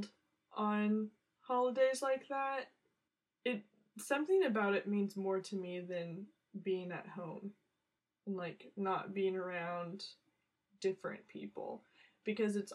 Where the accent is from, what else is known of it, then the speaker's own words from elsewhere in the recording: United States; I'm living in America. I'm an American